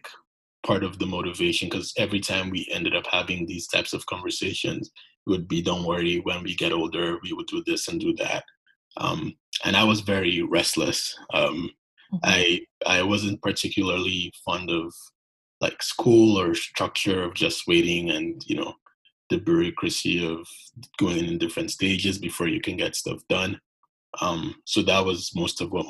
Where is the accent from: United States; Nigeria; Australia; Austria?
Nigeria; Lagos; moved away as an adult; also born or lived in Abuja, Nigeria / Toronto, Canada; now in Canada; I'm from Nigeria, grew up, born in Lagos, and spent most of my life back in Nigeria before coming to Canada for university